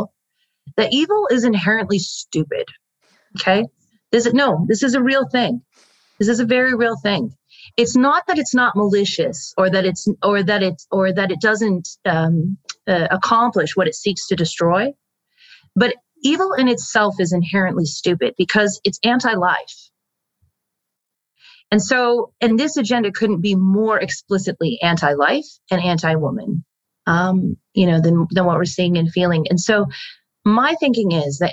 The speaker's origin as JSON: {"language": "English", "country": "United States", "said": "the status that we hold as American women"}